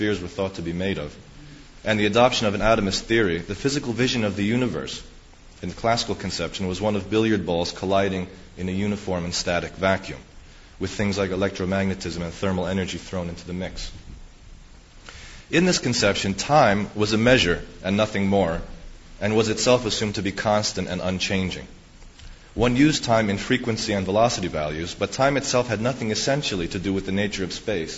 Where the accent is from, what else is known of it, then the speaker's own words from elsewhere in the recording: United States; New York, which is just 20 miles away from where I grew up. And so New York is kind of my home city, not my hometown, but my home city